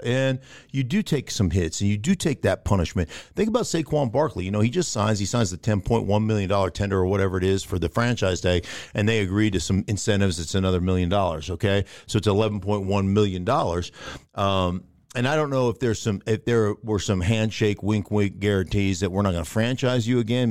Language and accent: English; Alaska, United States; I grew up in Alaska